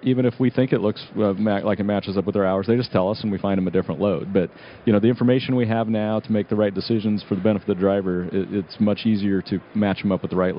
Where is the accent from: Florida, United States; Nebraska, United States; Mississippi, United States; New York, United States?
Nebraska, United States; You know, our feeling is we're from Nebraska. It's a long state